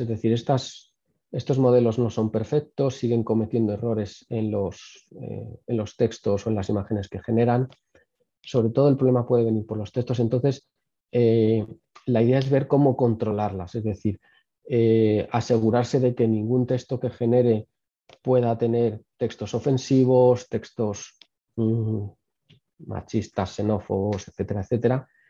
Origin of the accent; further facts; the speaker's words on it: Spain; No somos un país donde se invierta mucho en innovación, donde se invierta mucho en investigación. Eh, España no ha sido tradicionalmente un país de investigación.